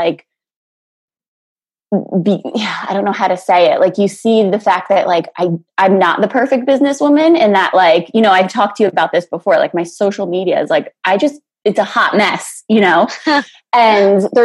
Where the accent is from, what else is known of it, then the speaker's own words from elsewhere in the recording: New Jersey, United States; moved away as an adult; also born or lived in Florida; now in Netherlands; I grew up in New Jersey with Nikki